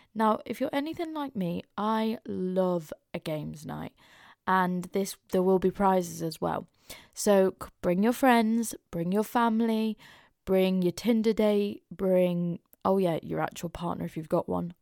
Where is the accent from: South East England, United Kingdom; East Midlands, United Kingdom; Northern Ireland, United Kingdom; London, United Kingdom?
East Midlands, United Kingdom; Mansfield; growing up in Mansfield in our lovely little small town